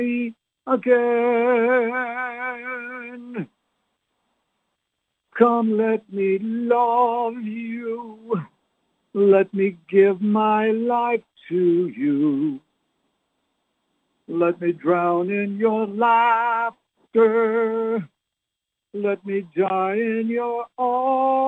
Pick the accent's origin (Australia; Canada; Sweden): Canada; now in South Texas, United States; I was born and raised in Canada